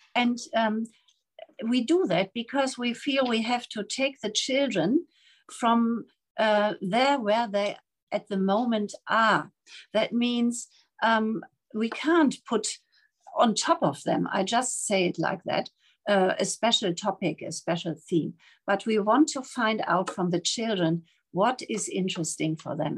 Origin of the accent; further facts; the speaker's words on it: Germany; moved away as an adult; also born or lived in Namibia; now in Taipei, Taiwan; I'm coming from Germany and I'm here in Taipei